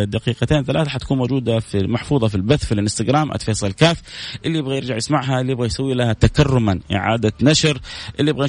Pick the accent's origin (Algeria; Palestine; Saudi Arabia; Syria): Saudi Arabia; Medina, Medina Province; وأنا من المدينة المنورة